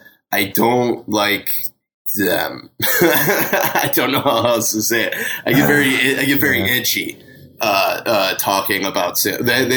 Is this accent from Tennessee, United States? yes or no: no; Michigan, United States; moved away; I grew up in Michigan, so I get that Eastern time zone.